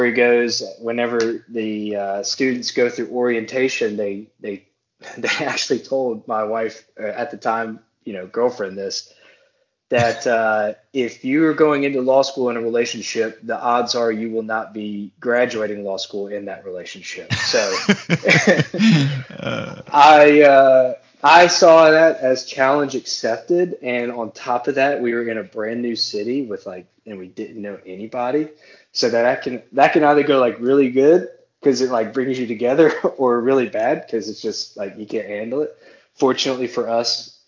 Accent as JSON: {"language": "English", "town": "Moss Bluff", "region": "Louisiana", "country": "United States", "also_born_or_lived": "Baton Rouge, Louisiana / Eastern Shore, Alabama", "moved": "as an adult", "lives_now": "Eastern Shore area near Mobile, Alabama, United States", "said": "I'm not from Baton Rouge. I am from a small town called, I don't even think it's technically a town yet, Moss Bluff, Louisiana"}